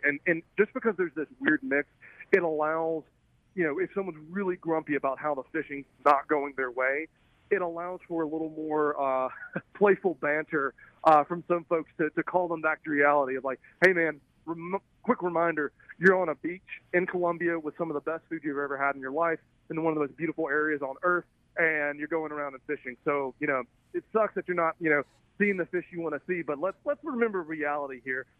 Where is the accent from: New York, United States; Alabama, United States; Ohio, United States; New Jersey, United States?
Alabama, United States; accent: southern; I'm kind of a Alabama bass bum